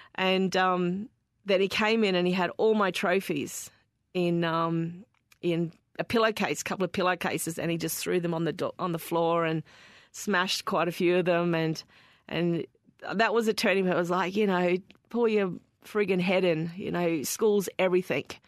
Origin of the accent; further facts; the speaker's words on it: Darwin, Northern Territory, Australia; growing up in Darwin